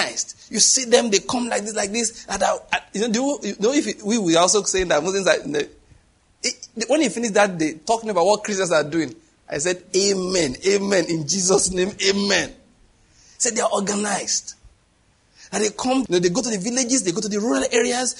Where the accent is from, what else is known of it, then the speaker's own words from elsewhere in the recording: Nigeria; I'm Nigerian